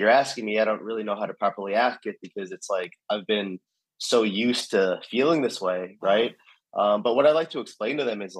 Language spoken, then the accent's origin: English; New York, United States; born there; so I was born in New York, my dad was born in New York